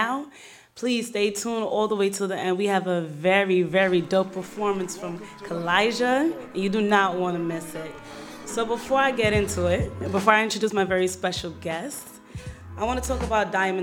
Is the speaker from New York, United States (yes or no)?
yes; New York, United States; Canarsie in the house. And that is my hometown